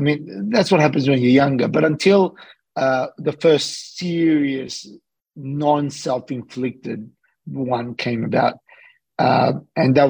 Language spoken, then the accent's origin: English; Australia; I'm an Australian guy that's living between Sydney and LA.